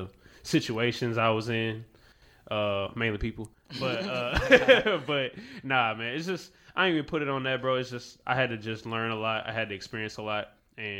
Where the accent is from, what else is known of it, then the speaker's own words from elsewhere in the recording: Baton Rouge, Louisiana, United States; also born or lived in West Coast; I'm from Sherwood Forest, like, you know, Boulevard and stuff like that, in Baton Rouge